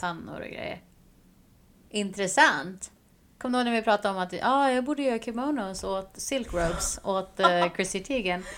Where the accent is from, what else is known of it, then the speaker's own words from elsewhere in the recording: Sweden; moved away; när jag var hemma i Sverige